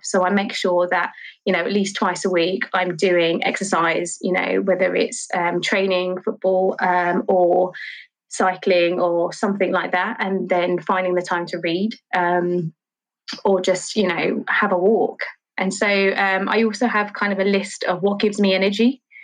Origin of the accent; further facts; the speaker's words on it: London, United Kingdom; I grew up in Charlton